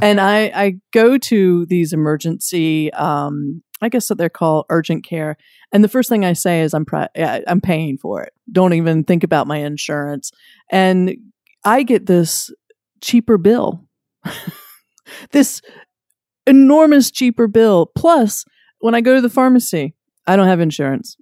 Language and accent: English; Wilmington, North Carolina, United States; I'm from Wilmington, North Carolina.